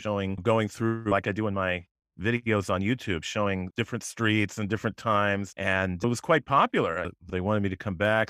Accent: West Hartford, Connecticut, United States; also born or lived in Chicago; I was born in Hartford, but I grew up in West Hartford

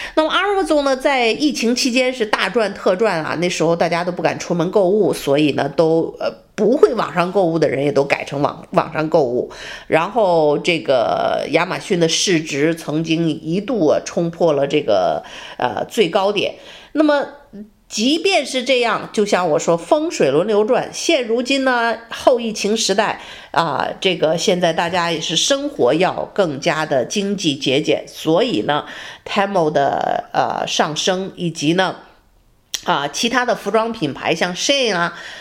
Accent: China; also born or lived in United States; now in Texas, United States; 我们中国人

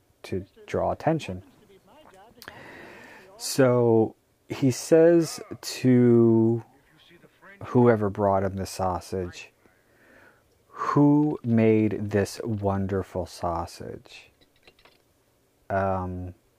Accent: United States; I'm American

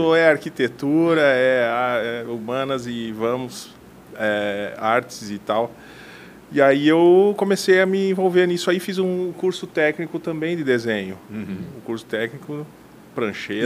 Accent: Mondaí, Santa Catarina, Brazil; moved away; also born or lived in Chapecó; Eu, eu nasci em Mondaí, é uma cidade do interior do, de Santa Catarina.

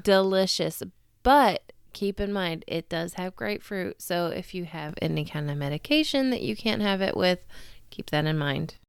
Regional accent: United States; accent: Super American; my Super American accent

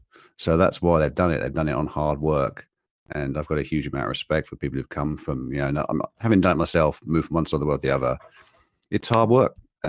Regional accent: England, United Kingdom; moved away as an adult; also born or lived in London; now in Margaret River, Australia; where I grew up in England

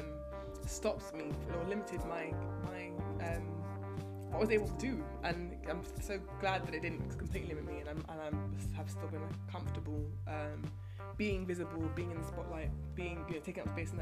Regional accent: England, United Kingdom; being English.

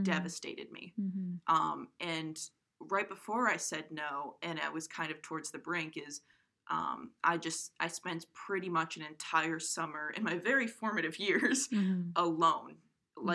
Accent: Coventry, Rhode Island, United States; moved away; I'm from Coventry, Rhode Island

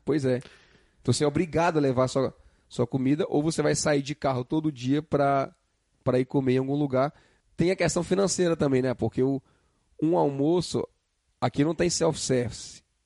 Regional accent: Northeast Region, Brazil; que sou do Nordeste

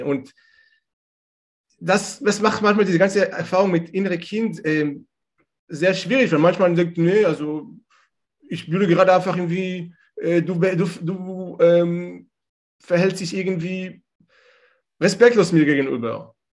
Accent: Israel; German is a second language; moved away as an adult; now in Germany; ich komme ursprünglich aus Israel

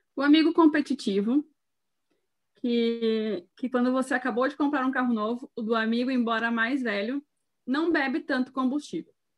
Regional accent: Rio Grande do Sul, Brazil; sou do Rio Grande do Sul, solteira, 30 anos

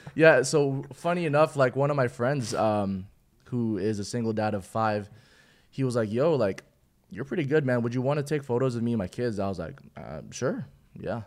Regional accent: Philippines; now in Houston, United States; I'm originally from the Philippines.

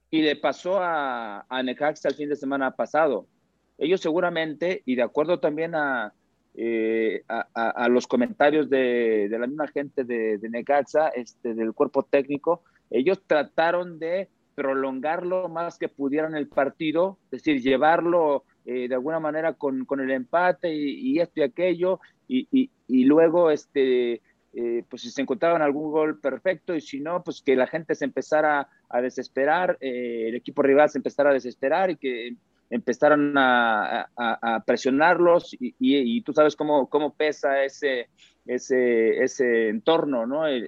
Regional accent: Mexico; Mira, yo, porque soy mexicano, porque quiero que nos vaya bien, tengo confianza.

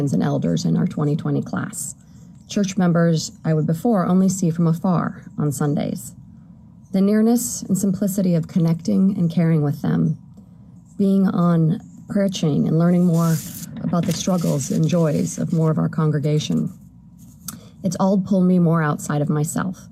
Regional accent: United States; moved away as an adult; also born or lived in Wisconsin / Texas; now in California, United States; I was raised in Wisconsin and Texas

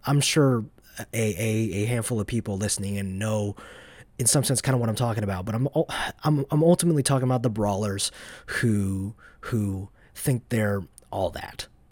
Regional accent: Dacula, Georgia, United States; also born or lived in Atlanta, Georgia; I'm from North Georgia. I was born in downtown Atlanta, Although for most of my life, I've lived in a city called Dacula, which is northeast of Atlanta

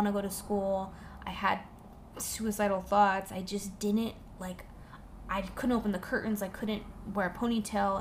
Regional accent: Orange County, California, United States; also born or lived in Fresno, California; now in Los Angeles, United States; I grew up in Orange County

